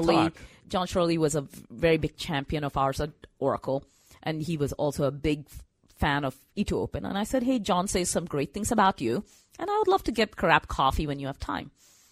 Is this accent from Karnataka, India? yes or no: yes; Bangalore, Karnataka, India; So growing up in Bangalore, I mean, good thing about Bangalore is, you know, you learn the language, right? English.